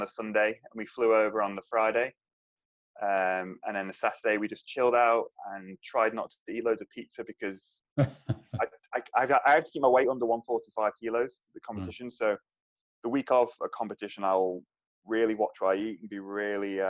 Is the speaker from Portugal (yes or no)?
no; Isle of Man